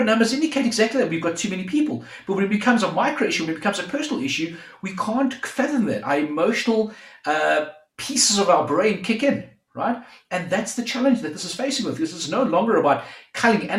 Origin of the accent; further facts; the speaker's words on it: South Africa; we're both from South Africa